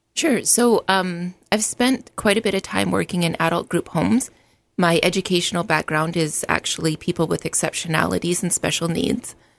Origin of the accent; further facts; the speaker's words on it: Alberta, Canada; moved away as an adult; now in United States; I was born in Alberta, Canada, and immigrated to the States in two thousand